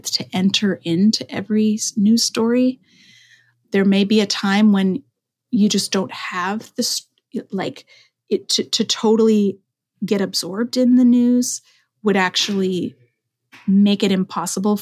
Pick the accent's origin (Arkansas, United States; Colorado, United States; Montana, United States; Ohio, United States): Colorado, United States; Denver; moved away as an adult; also born or lived in Oregon; I'm from Denver, and Columbine was just a few miles from my neighborhood growing up